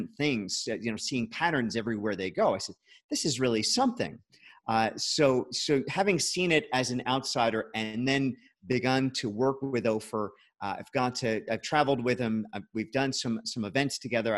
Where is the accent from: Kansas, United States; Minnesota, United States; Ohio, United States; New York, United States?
New York, United States; now in Boca Raton, United States; I'm originally from New York